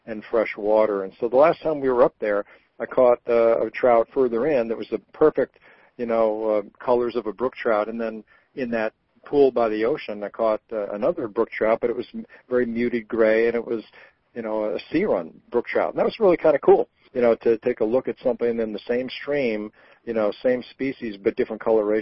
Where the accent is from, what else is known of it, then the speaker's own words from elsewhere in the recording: Rhode Island, United States; moved away; I grew up in Rhode Island